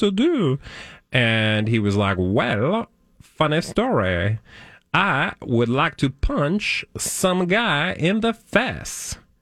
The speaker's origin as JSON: {"language": "English", "area": "outside of Chicago", "region": "Illinois", "country": "United States", "tie": "born or raised there", "said": "I grew up outside of Chicago, we had green bean casserole."}